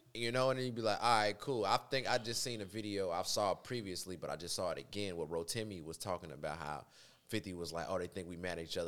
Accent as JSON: {"language": "English", "town": "Chicago", "region": "Illinois", "country": "United States", "tie": "born or raised there", "also_born_or_lived": "Dolton, Illinois", "said": "I'm from South Shore. Period. Um, Chicago, born and raised"}